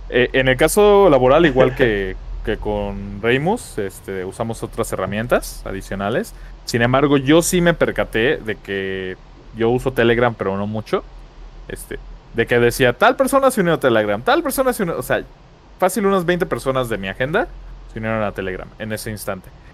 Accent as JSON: {"language": "Spanish", "country": "Mexico", "said": "como mexicano"}